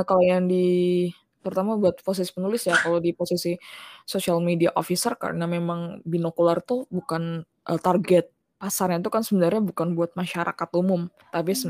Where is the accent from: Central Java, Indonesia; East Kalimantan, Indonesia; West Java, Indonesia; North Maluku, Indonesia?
East Kalimantan, Indonesia; Balikpapan; moved away; koran lokal dulu tuh namanya Kaltim Post karena aku dulu sempet tinggal di Balikpapan